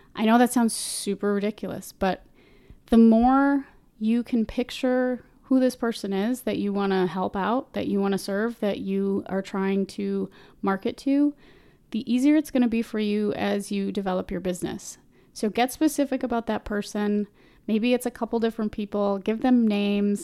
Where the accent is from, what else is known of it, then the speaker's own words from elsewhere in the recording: Minnesota, United States; I'm from Minnesota, so, you know, sometimes these accent things come out a little strange